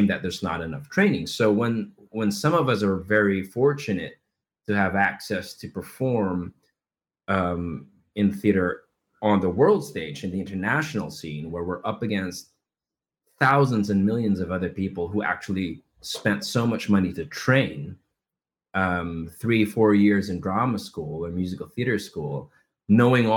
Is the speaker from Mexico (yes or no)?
no; Philippines; moved away as an adult; I come from the Philippines, where we absolutely love theater. We love musical theater. I grew up in that industry.